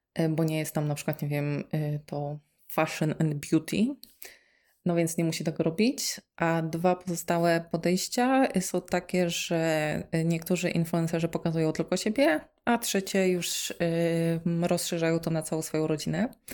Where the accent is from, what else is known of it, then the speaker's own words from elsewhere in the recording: eastern Poland, Poland; moved away as an adult; also born or lived in Kraków; ja sobie pochodzę z mojej miejscowości, ze wschodu Polski